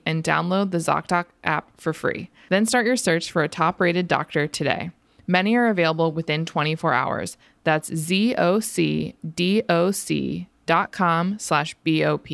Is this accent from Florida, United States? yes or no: yes; Florida, United States; now in Philadelphia, United States; growing up in Florida